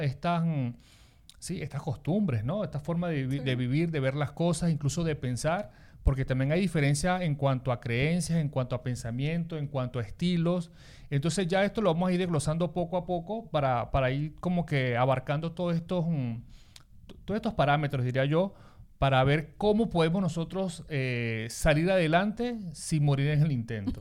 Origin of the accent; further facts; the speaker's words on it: Lara, Venezuela; also born or lived in Maracaibo; now in Spain; yo soy de Lara